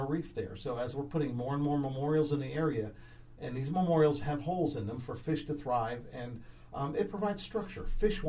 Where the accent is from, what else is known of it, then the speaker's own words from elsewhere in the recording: New Jersey, United States; moved away; I'm originally from New Jersey.